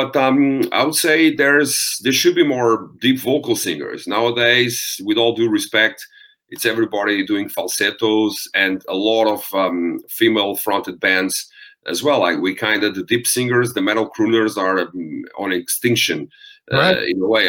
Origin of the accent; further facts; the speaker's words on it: Portugal; accent: Eastern-like Russian, Romanian; English is a second language; I'm not a native English speaking person. So I have this, even though I'm from Portugal, I have this Eastern-like Russian, Romanian accent